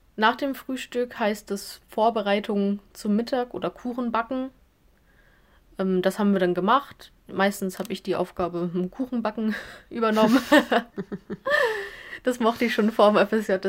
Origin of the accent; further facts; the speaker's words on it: Lower Saxony, Germany; also born or lived in Hamburg; Ich komme ähm, aus Flesche, das ist am Rande zu Hamburg. Also ich wohne noch in Niedersachsen, aber ich sage immer, ich bin Hamburgerin